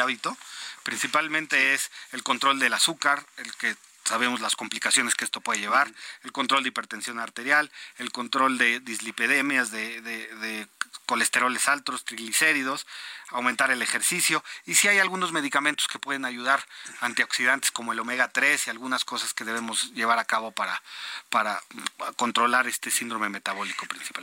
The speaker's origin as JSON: {"language": "Spanish", "country": "Mexico", "said": "somos malos los mexicanos"}